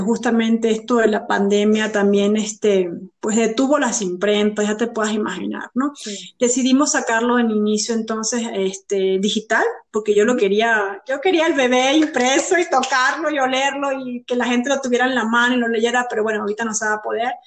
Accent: Venezuela; siendo venezolana

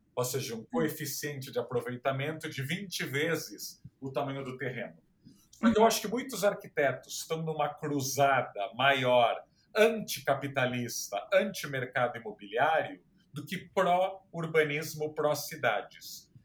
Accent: Santos, São Paulo, Brazil; moved away; na minha cidade natal, Santos, que é uma cidade plana

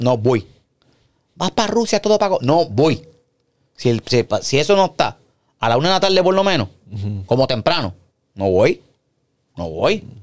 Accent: Puerto Rico; yo soy puertorriqueño

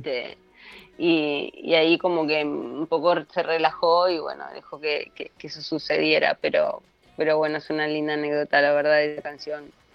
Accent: Buenos Aires, Argentina; en la República Separatista de Barraca, de donde vengo yo

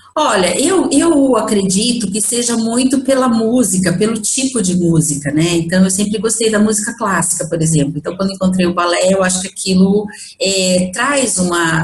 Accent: Bragança Paulista, São Paulo, Brazil; eu sou de Bragança Paulista

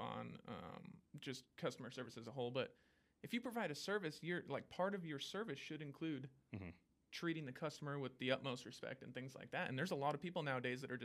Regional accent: Washington, United States; moved away as an adult; I'm from Washington

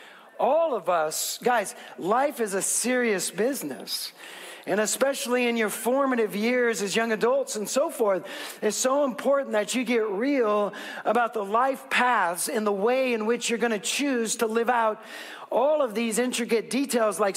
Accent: West Coast, United States; I'm from the West Coast.

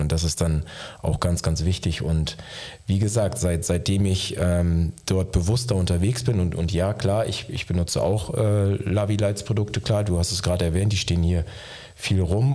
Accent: Osnabrück, Lower Saxony, Germany; bin gebürtiger Niedersachse, wie du auch, äh, komme aus der Gegend äh, aus Osnabrück

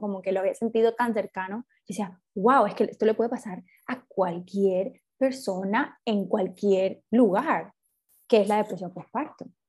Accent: Cartagena, Bolívar, Colombia; now in Barranquilla, Colombia; yo soy de Cartagena y vivimos las dos en Barranquilla

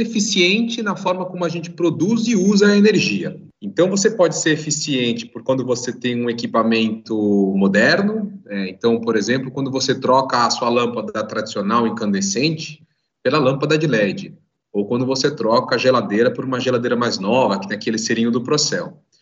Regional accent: São Paulo, Brazil; aqui em São Paulo era a mesma coisa. Minha mãe gritava, não sou sócio da Light

